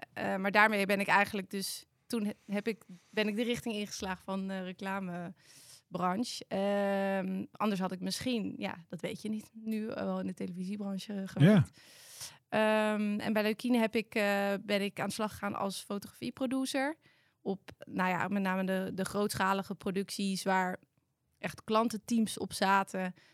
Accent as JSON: {"language": "Dutch", "town": "Amersfoort", "region": "Utrecht", "country": "Netherlands", "tie": "born or raised there", "said": "Ik kom uit Amersfoort, geboren echt hoog in Amersfoort."}